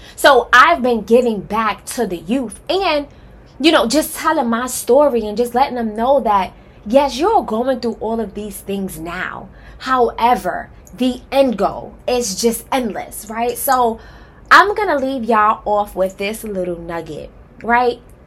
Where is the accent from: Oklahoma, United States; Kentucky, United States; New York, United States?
New York, United States; New York City; now in Atlanta, United States; I am originally from Harlem, okay? Period. Um, I grew up in Wagner Projects